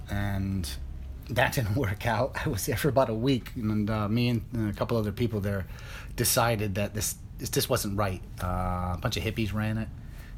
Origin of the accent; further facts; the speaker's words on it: upstate New York, United States; moved away as an adult; also born or lived in Pai, Thailand; now in Thailand; Originally, I grew up outside of New York, in what they call upstate New York. And we had 14 acres.